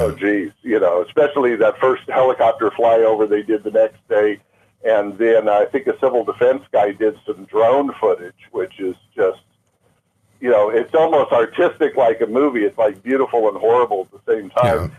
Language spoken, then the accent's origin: English; Maui, Hawaii, United States; moved away; Maui uh, uh was my first home. We moved here as kids, and uh, aside from being a beautiful island, it's my hometown